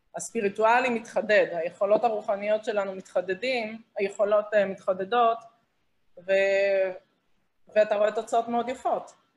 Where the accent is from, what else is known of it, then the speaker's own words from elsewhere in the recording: Israel; moved away as an adult; ישראלית שאיבדה אנשים קרובים בטרור אה, בארץ